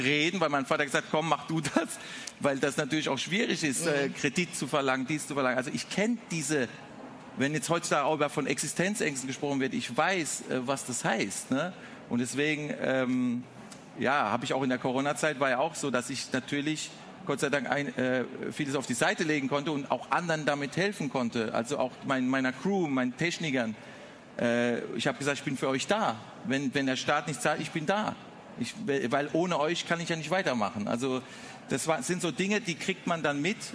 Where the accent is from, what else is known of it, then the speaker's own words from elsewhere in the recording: Mannheim, Baden-Württemberg, Germany; vom Waldhof Mannheim aufs Gymnasium